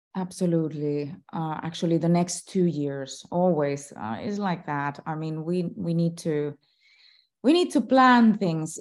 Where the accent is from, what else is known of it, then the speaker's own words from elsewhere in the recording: Finland; I am still a celebrity in my home country